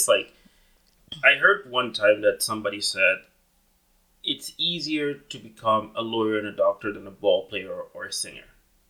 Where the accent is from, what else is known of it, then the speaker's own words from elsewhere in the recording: Dominican Republic; now in Canada; I'm from the Caribbean too. I'm originally from the Dominican Republic.